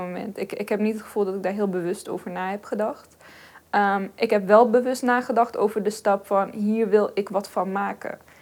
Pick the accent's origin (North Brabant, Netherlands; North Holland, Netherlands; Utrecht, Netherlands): North Brabant, Netherlands; Helmond; ik ben geboren en getogen in Helmond.